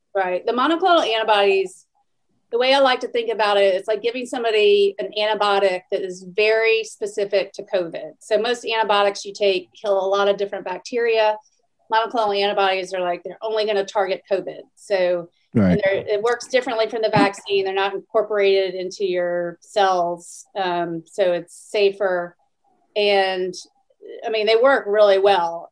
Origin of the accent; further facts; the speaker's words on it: Atlanta, Georgia, United States; moved away as an adult; also born or lived in Stanford, California; now in Houston, United States; I grew up in Atlanta